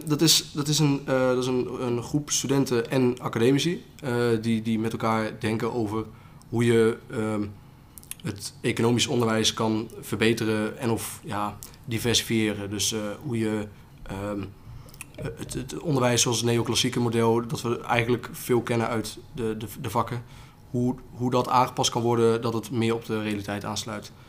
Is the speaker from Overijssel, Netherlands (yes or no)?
no; Otterlo, Gelderland, Netherlands; waar ik vandaan kom, ik kom uit Otterlo.